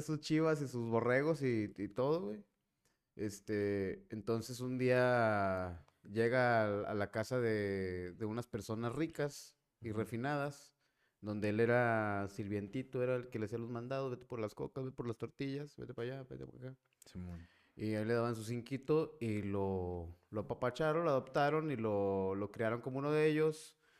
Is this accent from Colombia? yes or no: no; Mexico; nosotros los mexicanos